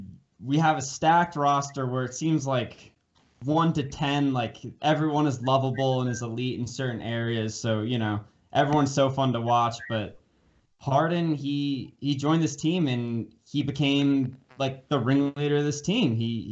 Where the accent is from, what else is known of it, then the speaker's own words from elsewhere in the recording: Union County, New Jersey, United States; So I'm a Jersey guy. I'm Union County.